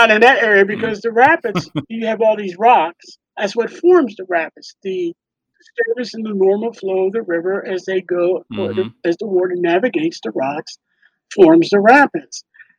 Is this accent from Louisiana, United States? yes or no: no; New York, United States; born there; now in Philadelphia, United States; There were some technical difficulties in finding my birth certificate because I was born in New York. Wasn't here in Philly.